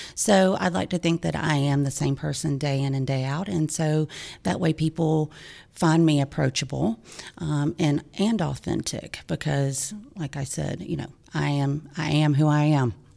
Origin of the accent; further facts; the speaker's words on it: Lawrenceville, Georgia, United States; also born or lived in Macon, Georgia / Auburn, Alabama; I was born in Macon and, uh, moved to, my parents moved to Lawrenceville, Georgia, um, in nineteen seventy-three when I was just six months old